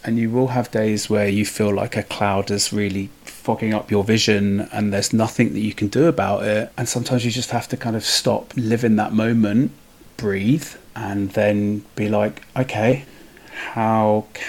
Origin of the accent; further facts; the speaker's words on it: Hackney, London, United Kingdom; I grew up on a council estate in Hackney, which you can't tell from my accent, luckily.